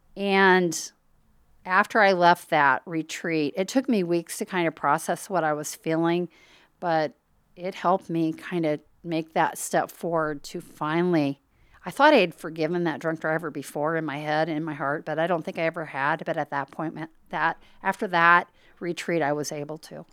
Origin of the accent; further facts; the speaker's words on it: Harlan, Iowa, United States; I was raised in Harlan, Iowa